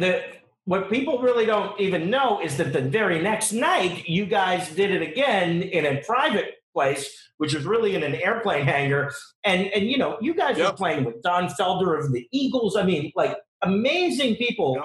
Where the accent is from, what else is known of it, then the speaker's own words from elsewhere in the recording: Johnstown, Pennsylvania, United States; my hometown of Johnstown, Pennsylvania